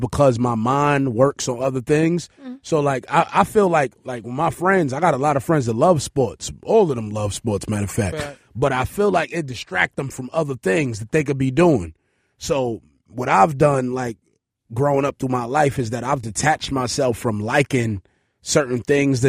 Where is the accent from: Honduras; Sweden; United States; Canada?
Honduras; I'm from Honduras.